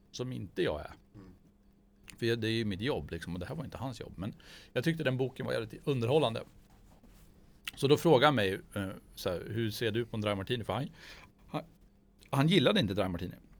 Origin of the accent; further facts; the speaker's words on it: Gällö, Jämtland, Sweden; now in Umeå, Sweden; jag är från Jämtland